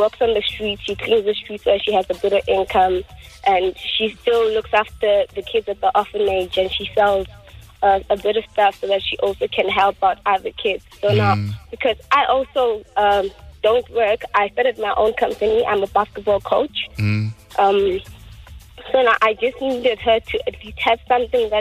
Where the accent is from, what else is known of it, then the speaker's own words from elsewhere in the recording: the Vaal, Gauteng, South Africa; I grew up in the Vaal